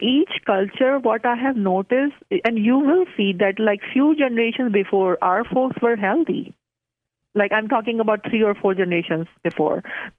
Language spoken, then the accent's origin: English; Pakistan; And because I'm from Pakistan, so I love curries.